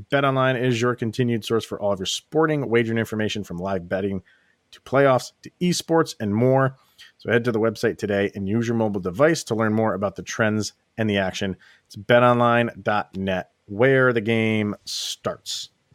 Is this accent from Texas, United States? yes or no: no; Schenectady, New York, United States; my hometown of Schenectady, New York, little Schenectady, New York